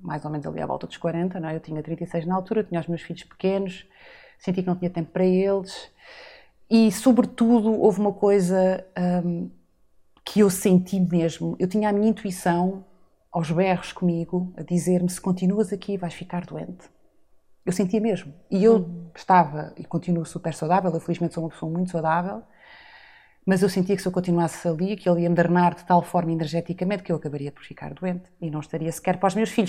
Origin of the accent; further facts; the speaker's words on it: São Miguel, Azores, Portugal; moved away as an adult; also born or lived in Lisbon; eu sou açoriana, nasci e cresci em São Miguel